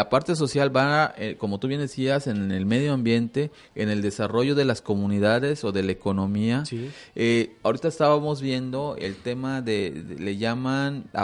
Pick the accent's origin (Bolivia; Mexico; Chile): Mexico; es, derivado a, a la falta que nosotros tenemos como, como mexicanos de, hacer muchas cosas